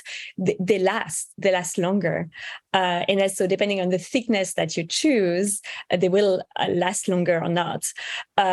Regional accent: France; now in United States; I was actually born and raised in France

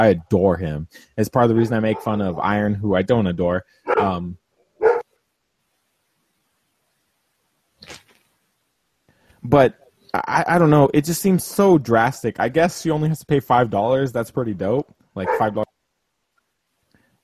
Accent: California, United States; I'm from California. I'm from a place that kind of decriminalized it

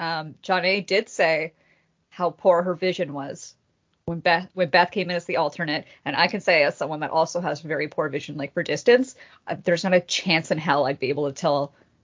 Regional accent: Ireland; As an Irish woman

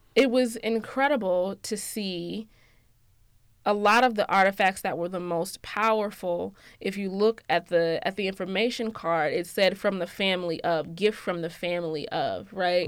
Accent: Georgia, United States; I'm from Georgia, um, and everything that comes with that, yes, I'm from Georgia

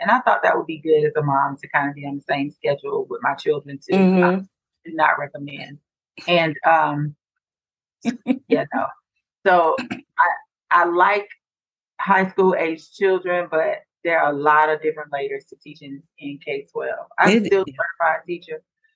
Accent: Decatur, Georgia, United States; also born or lived in Atlanta; I'm from Atlanta, you know, grew up in Decatur, went to school here, went to college here

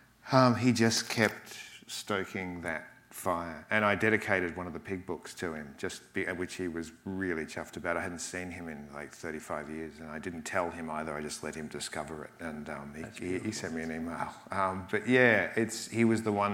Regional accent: Australia; I'm Australian, obviously. I lived in regional areas that were very dry

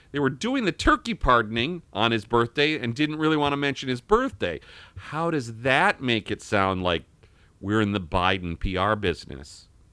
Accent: Viroqua, Wisconsin, United States; I was attending Viroqua Elementary School

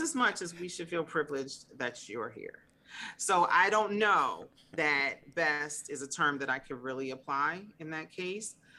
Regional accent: Mount Vernon, New York, United States; now in Virginia, United States; growing up in Mount Vernon is truly the best of both worlds because you're in Lower Westchester

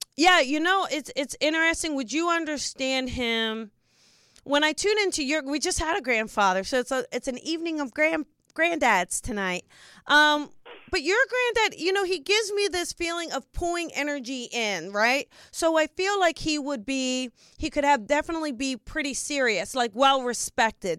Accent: New Jersey, United States; I'm from New Jersey

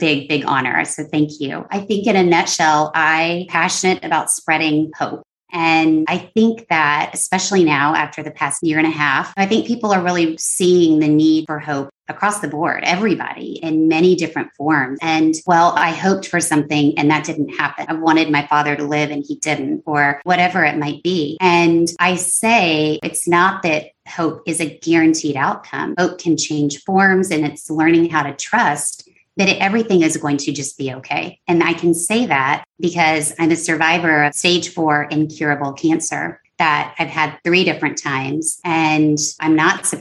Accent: San Antonio, Texas, United States; moved away as an adult; also born or lived in Los Angeles; my hometown of San Antonio, Texas.

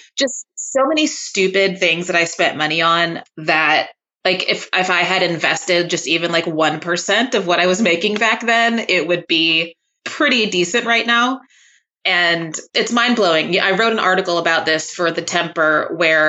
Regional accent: Waco, Texas, United States; moved away; I'm from Texas. I'm from Waco, Texas.

